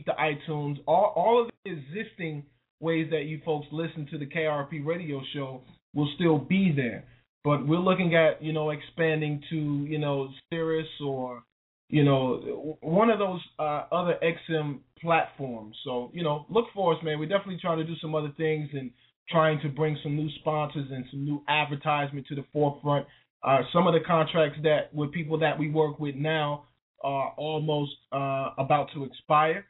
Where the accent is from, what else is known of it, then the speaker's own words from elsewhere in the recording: Wilson, North Carolina, United States; my hometown of Wilson, North Carolina